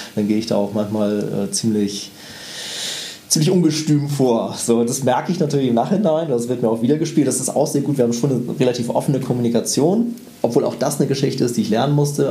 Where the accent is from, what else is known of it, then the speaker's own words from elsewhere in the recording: Northern Germany, Germany; ich bin ja Norddeutscher